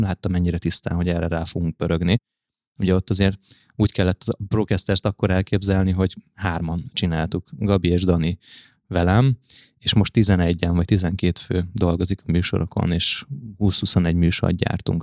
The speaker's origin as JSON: {"language": "Hungarian", "region": "Budapest", "country": "Hungary", "tie": "born or raised there", "said": "nagyon közel ott, ahol én egyébként is felnőttem, Óbudán találtunk egy fantasztikus kertesházat"}